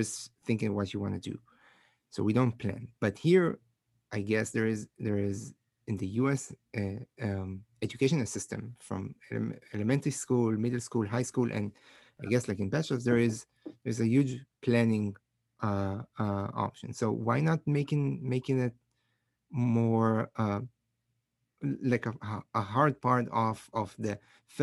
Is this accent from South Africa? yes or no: no; Israel; moved away as an adult; now in United States; I'm from Israel originally. So I did my bachelor's, my master's, and my PhD in Israel